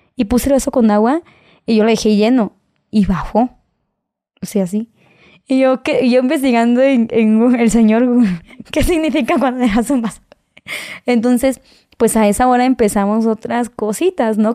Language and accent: Spanish; Mexico; nosotros como mexicanos